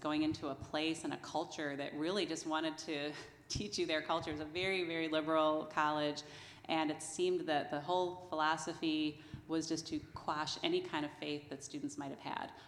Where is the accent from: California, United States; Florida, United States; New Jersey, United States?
New Jersey, United States; I grew up in New Jersey